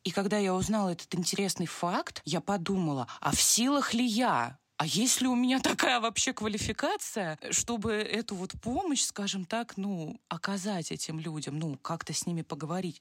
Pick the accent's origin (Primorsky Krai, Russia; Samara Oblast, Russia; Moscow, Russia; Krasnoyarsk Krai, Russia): Moscow, Russia; я из Москвы